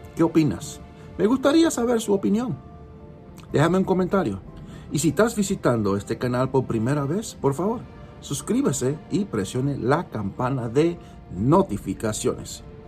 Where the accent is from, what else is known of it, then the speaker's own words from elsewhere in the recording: United States; yo nací en este país de Estados Unidos. Yo soy norteamericano de nacimiento. Mis padres son cubanos.